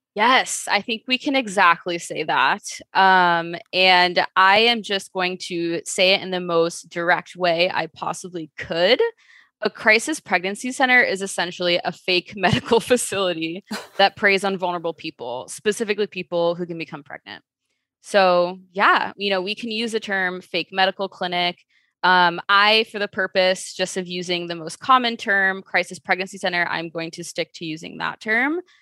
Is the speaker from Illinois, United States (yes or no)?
yes; Chicago, Illinois, United States; I am from Chicago, born and raised.